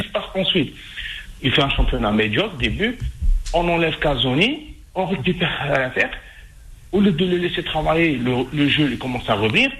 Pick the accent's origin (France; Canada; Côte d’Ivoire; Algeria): Algeria; chez nous en Algérie